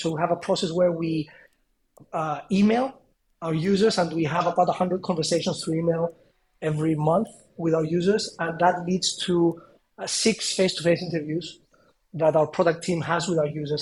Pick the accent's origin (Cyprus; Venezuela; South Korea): Cyprus; moved away; also born or lived in London; I come from a small place. I come from Cyprus